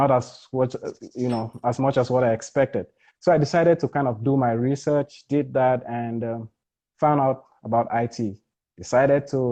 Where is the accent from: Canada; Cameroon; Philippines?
Cameroon; Bamenda, North-West Region; now in Louisville, United States; a Cameroonian. I'm originally from Bamenda.